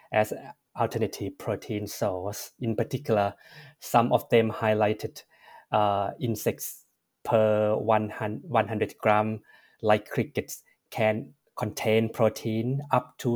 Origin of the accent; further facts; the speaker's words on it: Thailand; moved away; as a person who was born and raised in Thailand